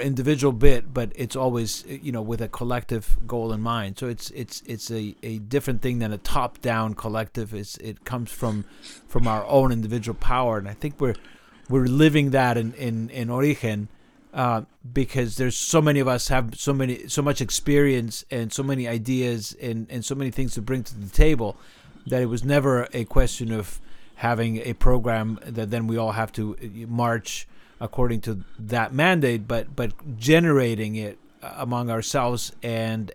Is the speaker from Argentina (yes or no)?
yes; Argentina; moved away as an adult; now in United States; I grew up in Argentina, and at the time we were ruled by military government